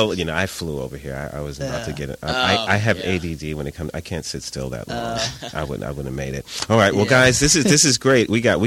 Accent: New York, United States; I'm from New York, East Coast.

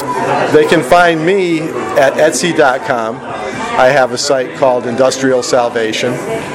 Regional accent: Massachusetts, United States; moved away as an adult; now in Los Angeles, United States; I've only been out here a year. I'm from Massachusetts.

